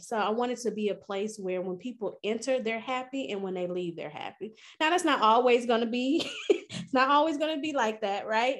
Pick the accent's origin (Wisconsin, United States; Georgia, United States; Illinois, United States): Wisconsin, United States; Milwaukee; moved away as an adult; also born or lived in Louisiana; now in St. Louis, United States; I'm originally from Milwaukee, Wisconsin